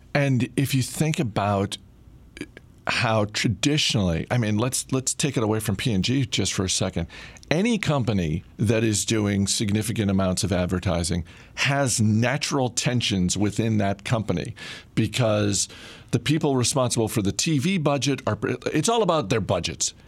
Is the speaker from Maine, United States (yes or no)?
yes; Maine, United States; moved away; my home state of Maine